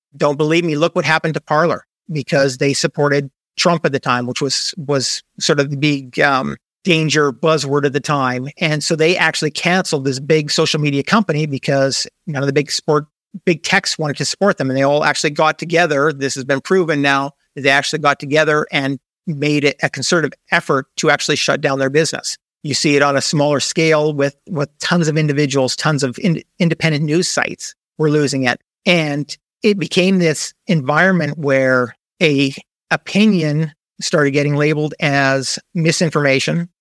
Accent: Canada; moved away as an adult; also born or lived in United States; now in Panama; I'm originally a Canadian, so I moved a little bit south to move to the U S

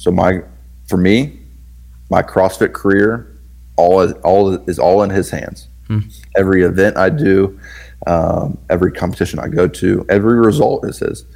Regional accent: the South, Southern United States, United States; I'm in the South, so I grew up in the Bible Belt

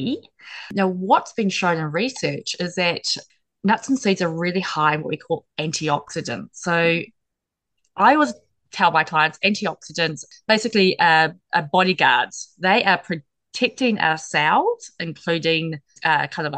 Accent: New Zealand; I'm from New Zealand

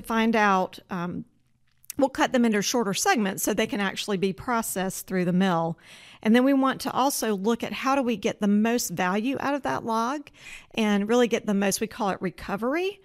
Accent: Georgia, United States; moved away as an adult; also born or lived in Oregon; now in Spokane, United States; I grew up in Georgia

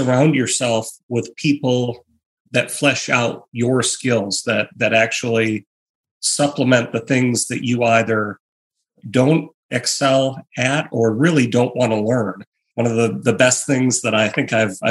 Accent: Michigan, United States; I grew up in Michigan

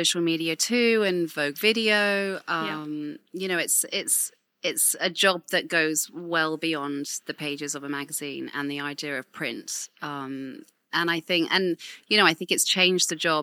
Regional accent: Winchester, South East England, United Kingdom; I grew up in Winchester in Hampshire.

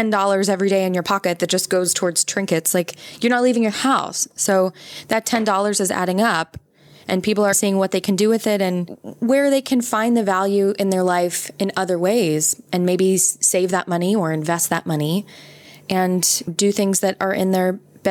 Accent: United States; I'm American

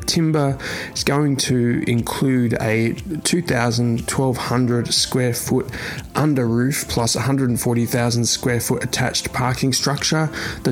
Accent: Australia; moved away; my home country now, Western Australia

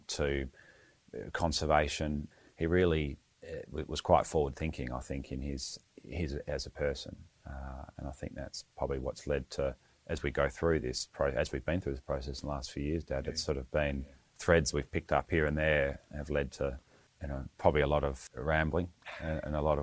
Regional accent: Western Australia, Australia; growing up in Western Australia, it's reasonably conservative household

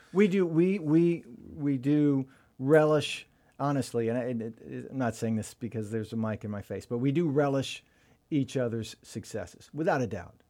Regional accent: Sefton, Florida, United States; also born or lived in Jacksonville, Florida / Tampa, Florida; I grew up in Sefton. We moved to Sefton when I was about maybe a year and a half, and I've, and then we moved into Tampa in eighth grade

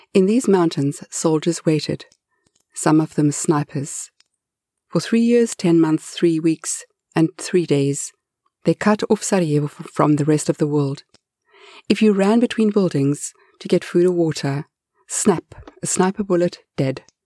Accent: South Africa; I grew up in apartheid South Africa

